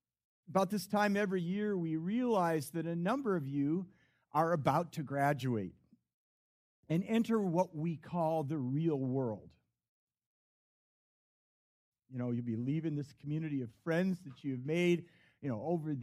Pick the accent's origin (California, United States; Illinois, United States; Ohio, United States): Illinois, United States; Chicago suburbs; I was raised in the Chicago suburbs